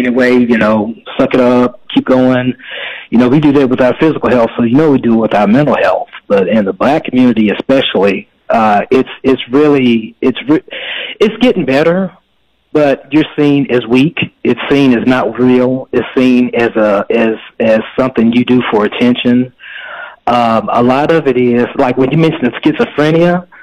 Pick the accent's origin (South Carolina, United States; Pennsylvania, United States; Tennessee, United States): Tennessee, United States; Memphis; moved away as an adult; now in Dallas, United States; I was living in Memphis, Tennessee. That's where I'm originally from. And I moved to Dallas about 3 years ago